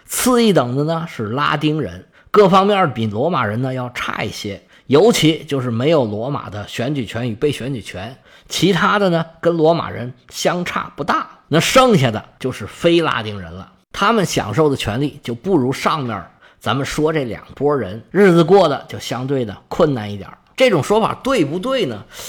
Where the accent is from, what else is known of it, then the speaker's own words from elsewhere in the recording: China; 我们中国人特别能理解这个事儿